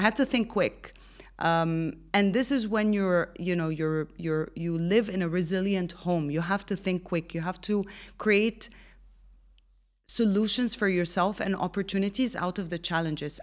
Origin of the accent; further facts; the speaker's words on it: Egypt; now in Dubai, United Arab Emirates; born and raised in Egypt, but I've lived, studied, and worked in more than seven countries